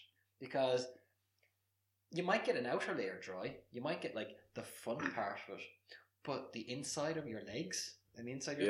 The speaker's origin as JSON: {"language": "English", "country": "Ireland"}